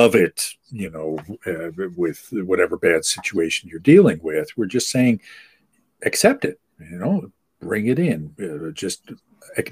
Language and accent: English; United States; I'm from the United States, but I'm not like the typical, you know, gringo